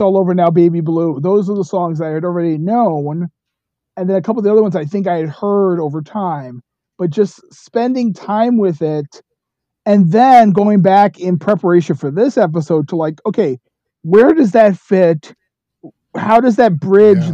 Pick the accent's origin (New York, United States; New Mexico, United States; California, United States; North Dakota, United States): New York, United States; New York City; moved away as an adult; also born or lived in Rockford, Illinois; now in Goshen, United States; I grew up in Bronx, New York, but I've been living in the Midwest my whole adult life